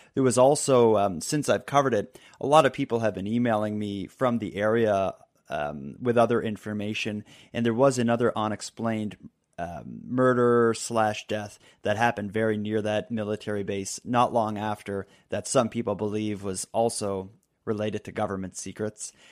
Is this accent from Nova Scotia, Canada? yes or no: yes; Halifax, Nova Scotia, Canada; my hometown of Halifax